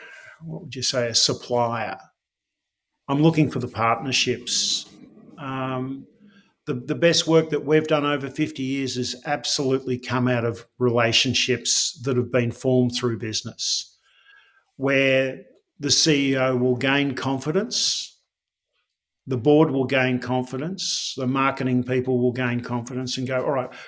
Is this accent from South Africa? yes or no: no; Australia; I'm proudly Australian.